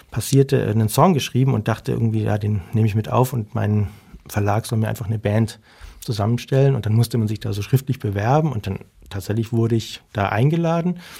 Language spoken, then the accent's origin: German; Germany; ich bin aus Deutschland und ich habe einen guten Freund und der wird so gern bei ihm Unterricht nehmen.